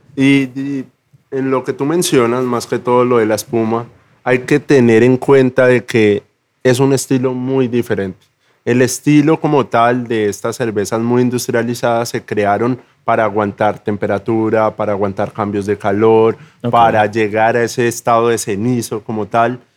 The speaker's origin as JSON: {"language": "Spanish", "town": "Zipaquirá", "region": "Cundinamarca", "country": "Colombia", "moved": "as an adult", "said": "Yo soy cipaquireño. Eso queda como a tres horas de Bogotá."}